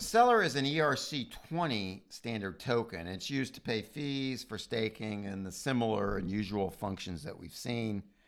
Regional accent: United States; as an American

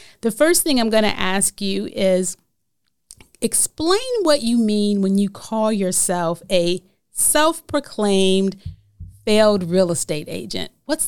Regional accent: Detroit, Michigan, United States; now in Memphis, United States; And even though I was born here, as you know, I was raised in Detroit and I came back every summer

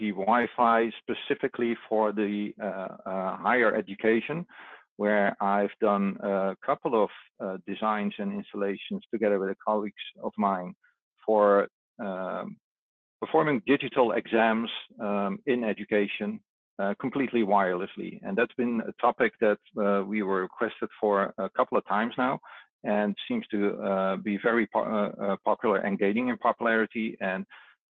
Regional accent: Netherlands; just outside of my hometown here in the Netherlands

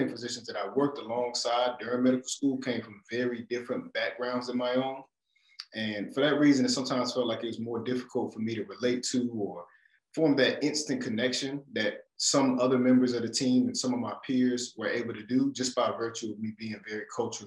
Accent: Raleigh, North Carolina, United States; moved away as an adult; I'm from Raleigh, North Carolina, born and raised in North Carolina.

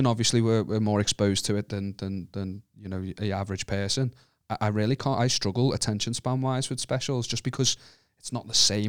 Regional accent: Wallasey, North West England, United Kingdom; I'm from Wallasey. My Scouse accent's terrible

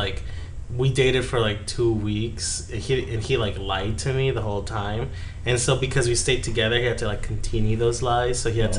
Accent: Yuma, Arizona, United States; I'm from Yuma

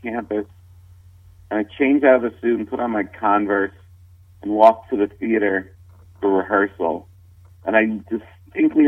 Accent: New York, United States; I'm a New Yorker

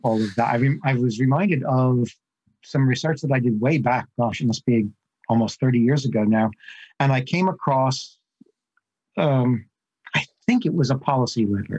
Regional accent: New Jersey, United States; I grew up in New Jersey, and you know, mafia culture is sort of, it's right there on the edge of normal life.

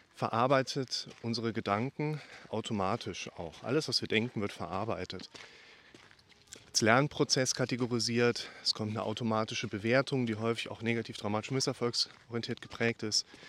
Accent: Germany; ich bin Deutscher

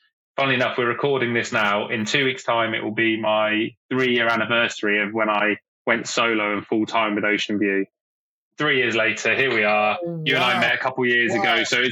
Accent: Oxford, South East England, United Kingdom; moved away as an adult; also born or lived in Bournemouth; Oxford United Football Club, which is my hometown club

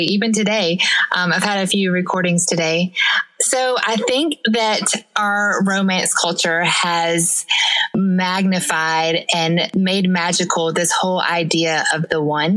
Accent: the South, United States; I'm from the South, so therefore I am a Christian

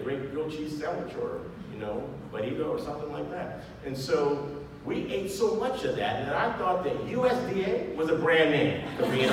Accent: Bay Area, California, United States; also born or lived in Monterey, California; I'm a Bay Area native. I was born in Monterey at Fort Ord, when it was still Fort Ord

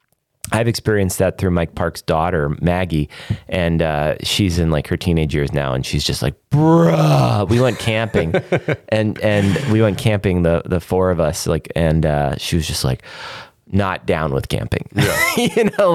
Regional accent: Canada; accent: Canadian; My Canadian accent is

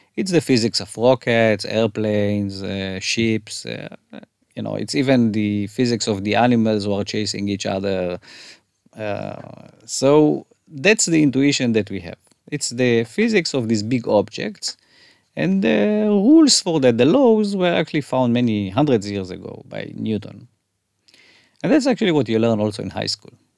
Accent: Haifa, Haifa District, Israel; now in Tel Aviv, Israel; I grew up in Haifa

